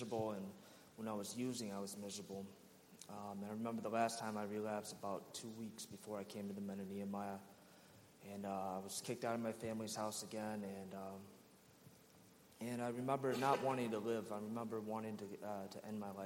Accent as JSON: {"language": "English", "town": "Rochester", "region": "New York", "country": "United States", "said": "I'm originally from Rochester, New York."}